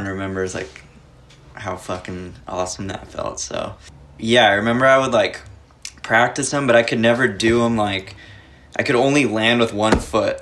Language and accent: English; Los Angeles, California, United States; I grew up in LA. Like, my room that I'm sitting in right now is pretty much the area that I grew up. Like, I just grew up around Echo Park and Silver Lake.